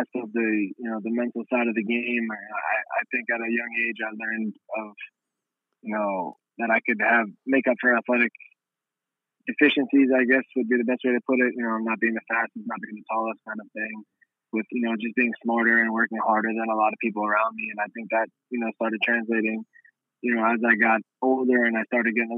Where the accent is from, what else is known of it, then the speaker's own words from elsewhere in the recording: New York City, New York, United States; Growing up in Brooklyn, New York